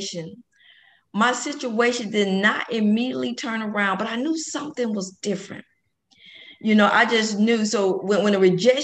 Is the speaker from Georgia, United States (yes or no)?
yes; Atlanta, Georgia, United States; born and raised in Atlanta, Georgia